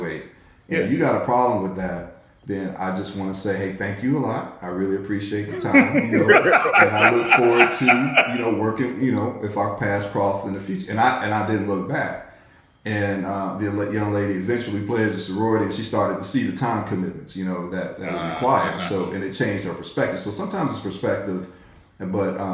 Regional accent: Chicago, Illinois, United States; I grew up in Chicago

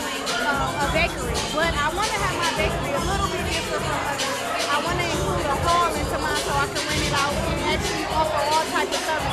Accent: Eastern Michigan, United States; I'm from Eastern Michigan, so that's where my main support is.

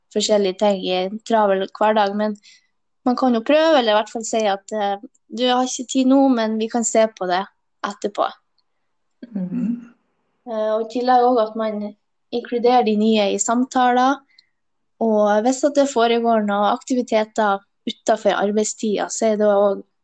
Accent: Hemnes, Nordland, Norway; moved away; Jeg er fra Helgeland, en plass ja. heter Hemnes

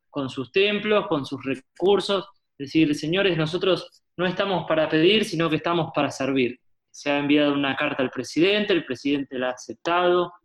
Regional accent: Buenos Aires, Argentina; nací en la ciudad de Buenos Aires, Argentina, soy porteño

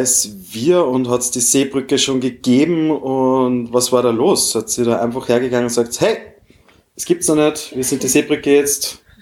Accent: Austria; bei uns in Österreich

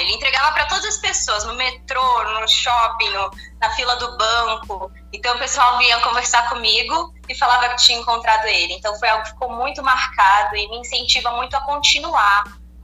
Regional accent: Niterói, Rio de Janeiro, Brazil; now in Campinas, Brazil; Eu não nasci aqui em Campinas, eu nasci em Niterói, no Rio de Janeiro, mas já moro aqui há 12

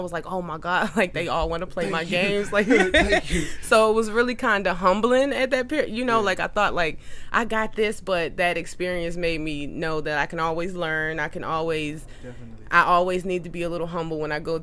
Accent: Baltimore, Maryland, United States; also born or lived in Atlanta, Georgia; now in California, United States; I'm originally from Baltimore, Maryland

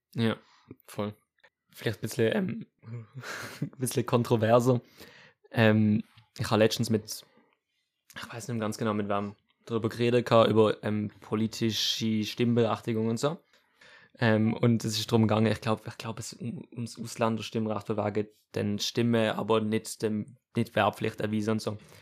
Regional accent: Switzerland; uns als, als, als Schweizer Gesellschaft

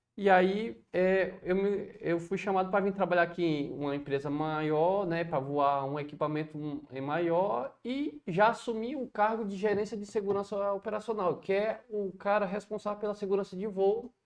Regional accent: Viçosa do Ceará, Ceará, Brazil; moved away as an adult; also born or lived in Cuiabá; now in Fortaleza, Brazil; eu sou nascido e criado, de fato, em Viçosa do Ceará

